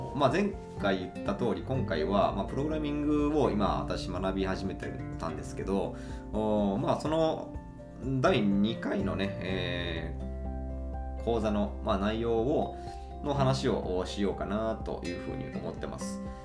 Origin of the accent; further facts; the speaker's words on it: Imabari, Ehime, Japan; 今治市、私の地元ですね、愛媛県今治市